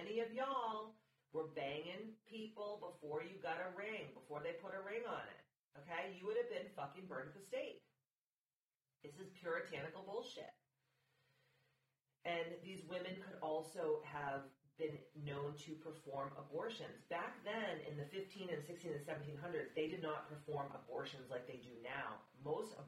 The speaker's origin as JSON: {"language": "English", "region": "Massachusetts", "country": "United States", "tie": "born or raised there", "said": "I'm a Mass hole, so I was born and raised in Massachusetts."}